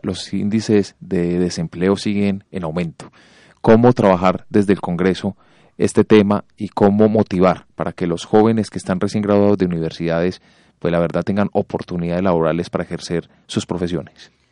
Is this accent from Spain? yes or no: no; Colombia; nosotros los colombianos